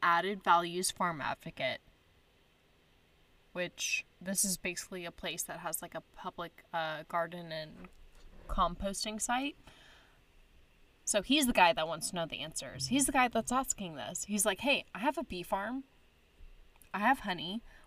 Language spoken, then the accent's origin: English; Texas, United States; I'm from Texas